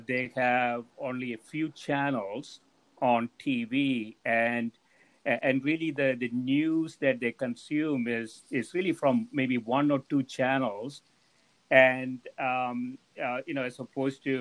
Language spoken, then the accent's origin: English; South India, India; moved away; When I was growing up in South India